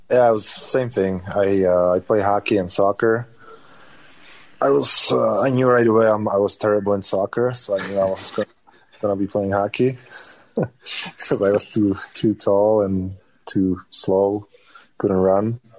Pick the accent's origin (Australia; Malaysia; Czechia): Czechia; born or raised there